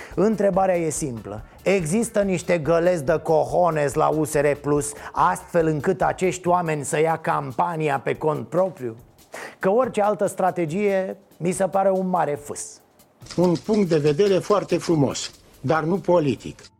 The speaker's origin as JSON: {"language": "Romanian", "country": "Romania", "first_language": "Romanian", "said": "eu sunt român"}